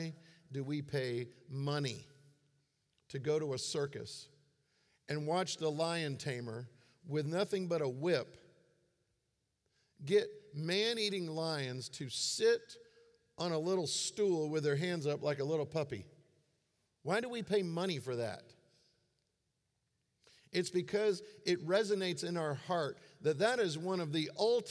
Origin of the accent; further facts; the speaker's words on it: Florida, United States; I grew up in Florida